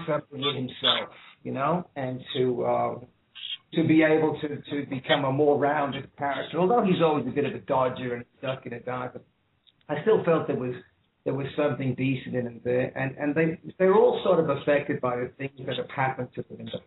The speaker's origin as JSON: {"language": "English", "town": "Liverpool", "region": "North West England", "country": "United Kingdom", "tie": "born or raised there", "also_born_or_lived": "Dublin, Ireland / Ireland / Sydney, Australia", "moved": "yes", "said": "I was born in Dublin, but raised in Liverpool"}